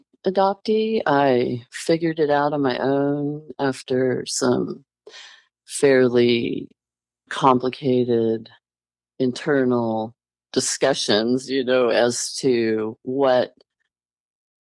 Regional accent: Montreal, Quebec, Canada; I was born in Montreal, Canada, and it was a closed private adoption

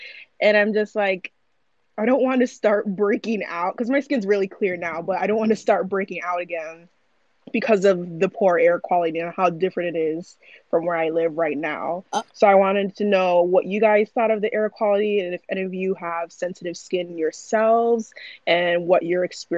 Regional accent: Midwest, United States; also born or lived in New York; I'm from the Midwest, but I lived in New York for a while before the pandemic, and then I moved back.

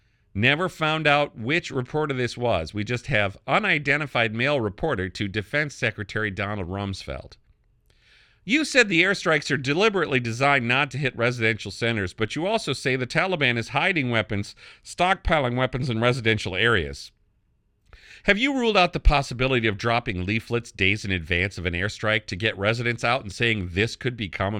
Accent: Canada; now in United States; I'm from Canada. I did become a naturalized American, but I'm a Canadian in my mindset.

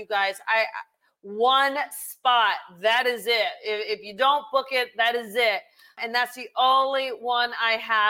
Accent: New Jersey, United States; moved away; I will be going back to my hometown of New Jersey

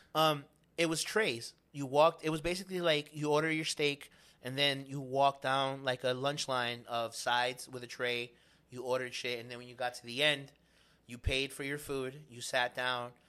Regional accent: New York City, New York, United States; I grew up in Spanish Harlem

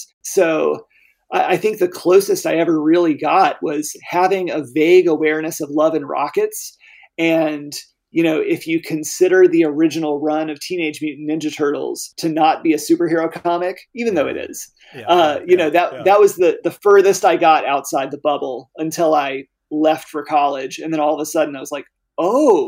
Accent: Arkansas, United States; Arkansas is my home state. It's where my family moved back after my dad retired from the Air Force

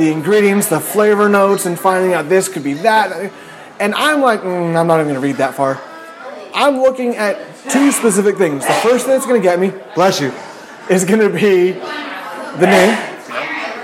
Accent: Petaluma, California, United States; I'm from Petaluma.

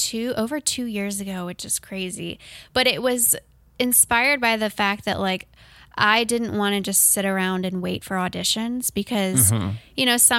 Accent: Canton, United States; Yeah, a club in my hometown, Canton.

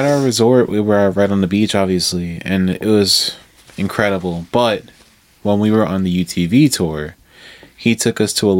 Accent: Long Island, New York, United States; we're from Long Island.

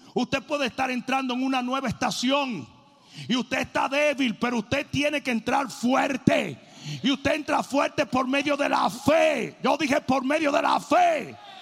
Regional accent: Dominican Republic; moved away; Yo como dominicano vine nadando de República Dominicana

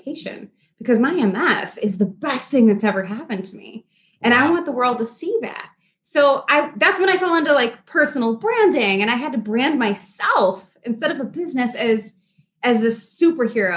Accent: Midwest, United States; I'm from the Midwest, born and raised.

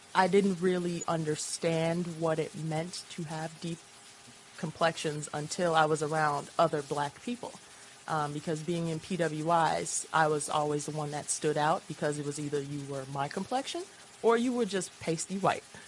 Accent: Chicago, Illinois, United States; also born or lived in Boston; now in Lawrence, United States

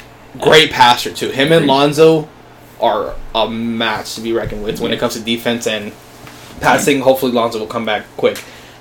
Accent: Hialeah, Florida, United States; I'm actually from Hialeah, which is near Miami.

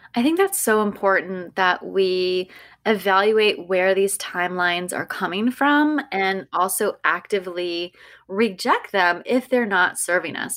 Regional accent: California, United States; growing up in California

